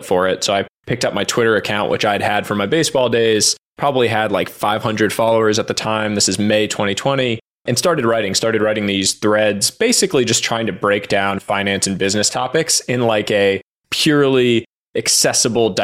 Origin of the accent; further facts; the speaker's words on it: Boston, Massachusetts, United States; moved away as an adult; also born or lived in New York City / Stanford, California; Grew up on the East Coast, born in New York City, and then was raised in the Boston area